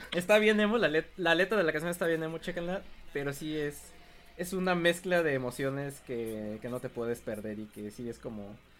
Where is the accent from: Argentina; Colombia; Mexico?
Mexico